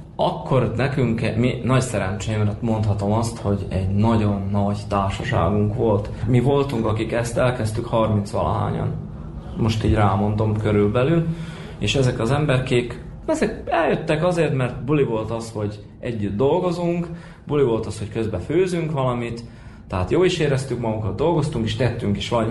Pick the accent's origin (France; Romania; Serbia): Serbia; Moravica, Vojvodina; also born or lived in Horgoš / Subotica / Novi Sad; Ide születtem Moravicára, mondhatjuk így. Itt is nőttem fel.